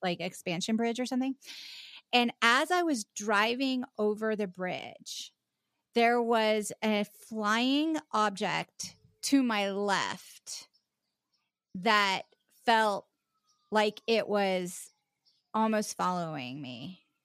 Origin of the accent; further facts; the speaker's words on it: Charleston, South Carolina, United States; also born or lived in West Virginia; I was born in West Virginia, but I grew up in South Carolina, um, o, on the, uh, uh, in Charleston